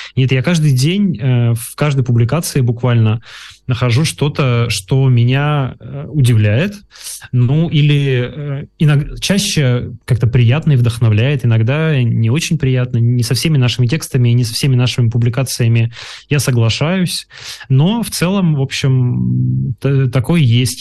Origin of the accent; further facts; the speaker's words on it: Yekaterinburg, Sverdlovsk Oblast, Russia; moved away as an adult; Екатеринбург — это моя малая родина